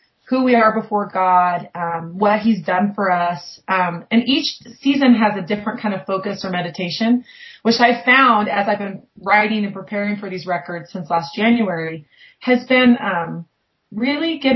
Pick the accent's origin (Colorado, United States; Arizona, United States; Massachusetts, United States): Colorado, United States; Lafayette; This is my hometown